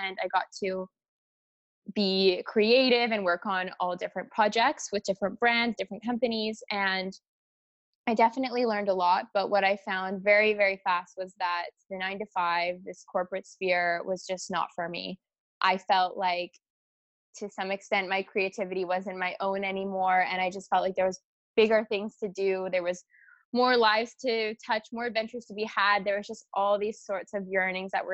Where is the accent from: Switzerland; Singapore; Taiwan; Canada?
Canada; Vancouver Island, British Columbia; moved away as an adult; also born or lived in Toronto / Rome, Italy; Originally, I'm actually from Vancouver Island as well